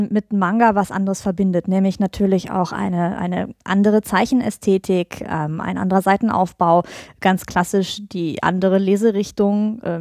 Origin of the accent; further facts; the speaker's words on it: Cologne, North Rhine-Westphalia, Germany; Ja, ähm, ich komme aus Köln und ich schreibe Comics und Romane